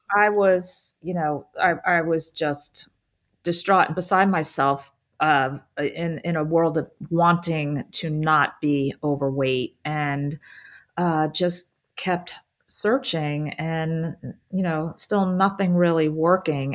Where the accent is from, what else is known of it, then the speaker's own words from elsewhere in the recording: New Jersey, United States; also born or lived in Philadelphia; I grew up in New Jersey and pretty much lived there my entire life.